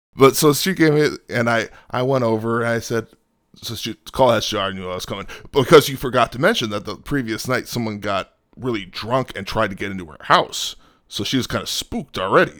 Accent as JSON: {"language": "English", "area": "outside Chicago", "region": "Illinois", "country": "United States", "tie": "born or raised there", "also_born_or_lived": "Talladega, Alabama", "moved": "yes", "said": "I grew up outside Chicago"}